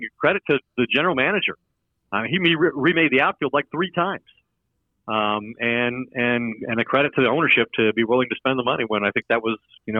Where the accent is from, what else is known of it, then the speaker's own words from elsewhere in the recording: South Florida, United States; growing up in South Florida.